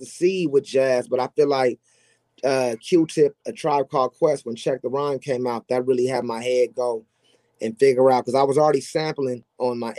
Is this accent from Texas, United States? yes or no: no; Los Angeles, California, United States; I grew up in South Central, so my first influence to anything successful was Crips